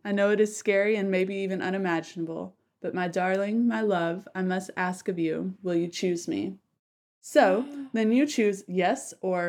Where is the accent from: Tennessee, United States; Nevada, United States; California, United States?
Tennessee, United States; my home state